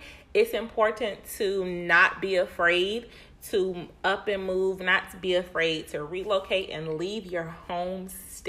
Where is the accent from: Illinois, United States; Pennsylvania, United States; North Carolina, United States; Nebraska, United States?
North Carolina, United States; Winston-Salem; also born or lived in Charlotte; So I was born and raised in Winston-Salem. And when I turned 16, I moved to Charlotte, North Carolina to live with my aunt.